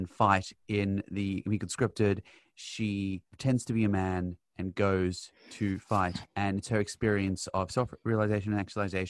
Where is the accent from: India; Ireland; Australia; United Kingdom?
Australia; Sydney, New South Wales; I grew up in the North Shore